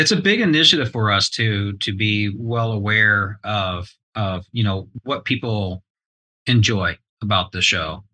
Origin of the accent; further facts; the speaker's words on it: East Texas, United States; now in Southern California, United States; I was raised in East Texas